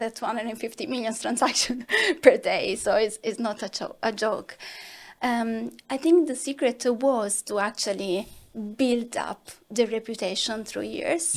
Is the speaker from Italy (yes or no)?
yes; Italy; accent: Italian; I'm Italian, as you can assume from my accent